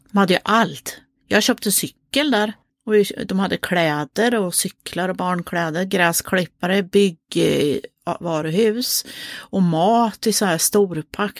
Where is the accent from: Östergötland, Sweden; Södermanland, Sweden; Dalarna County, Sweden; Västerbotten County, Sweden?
Östergötland, Sweden; Motala; ifrån Motala där vi kommer ifrån